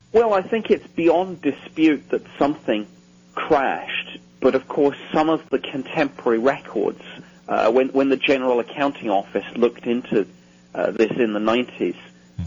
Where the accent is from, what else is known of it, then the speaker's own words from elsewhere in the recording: United Kingdom; myself as a Brit